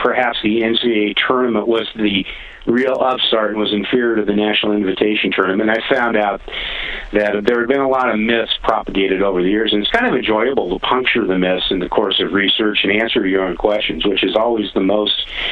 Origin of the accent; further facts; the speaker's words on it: Eugene, Oregon, United States; I grew up in Eugene, Oregon.